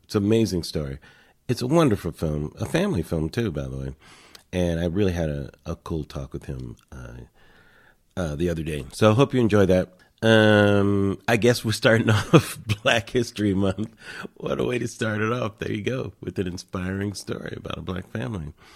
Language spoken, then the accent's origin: English; Los Angeles, California, United States; I'm from Los Angeles